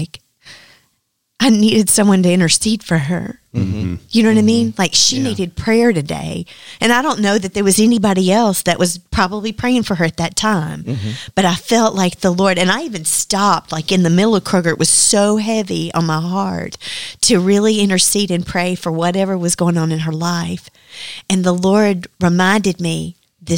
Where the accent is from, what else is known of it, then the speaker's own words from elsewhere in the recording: Dyersburg, Tennessee, United States; I was from Dyersburg